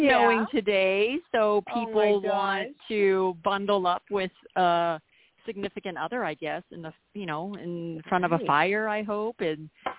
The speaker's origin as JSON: {"language": "English", "town": "El Paso", "region": "Texas", "country": "United States", "tie": "born or raised there", "moved": "yes", "lives_now": "Colorado, United States", "said": "I am Chinese American. I was born in El Paso, Texas, believe it or not. First generation out here. My parents live in the U.S. now, obviously."}